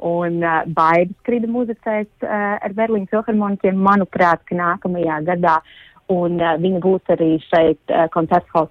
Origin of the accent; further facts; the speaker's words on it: Latvia; protams, mūsu kaimiņi bija ārkārtīgi priecīgi zinot, ka mēs esam no Latvijas un darot šo informāciju zinām.